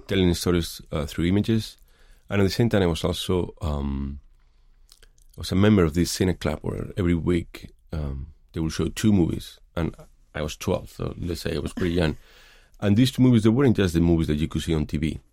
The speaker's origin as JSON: {"language": "English", "town": "Madrid", "region": "Community of Madrid", "country": "Spain", "tie": "born or raised there", "also_born_or_lived": "Los Angeles, United States", "moved": "as an adult", "lives_now": "San Francisco, United States", "said": "I grew up in Madrid"}